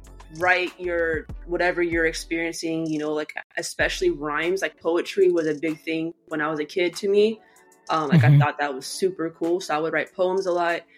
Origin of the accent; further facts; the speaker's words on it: Sanford, Florida, United States; I'm from Central Florida